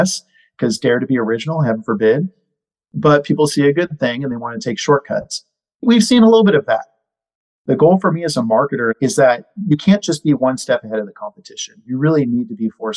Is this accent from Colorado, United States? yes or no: no; Northern California, United States; I grew up in NorCal